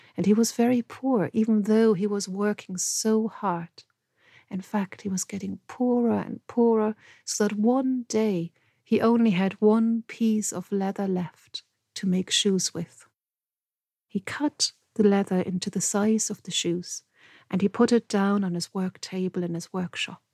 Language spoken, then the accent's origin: English; Germany; I grew up surrounded by stories. Because where I lived, it's very close to the fairy tale road